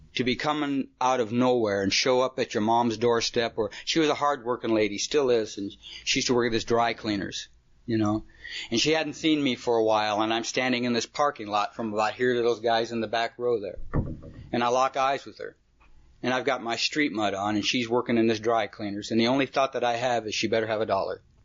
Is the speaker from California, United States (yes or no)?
yes; California, United States; also born or lived in Detroit, Michigan; come out to California when I was about four years old